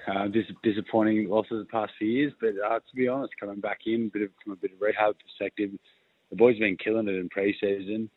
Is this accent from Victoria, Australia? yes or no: no; Sydney, New South Wales, Australia; I'm from Sydney